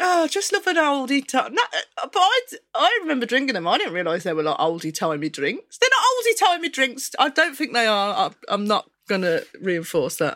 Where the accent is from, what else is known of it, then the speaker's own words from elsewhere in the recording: Birmingham, West Midlands, United Kingdom; accent: Brummie; I'm quite Brummie as well.